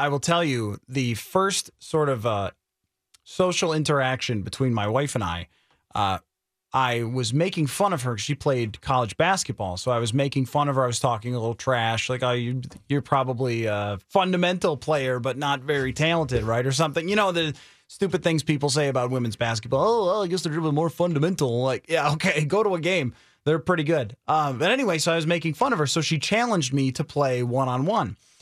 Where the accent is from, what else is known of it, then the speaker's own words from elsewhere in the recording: New York, United States; moved away; I grew up back in New York in a town that looks like Wisconsin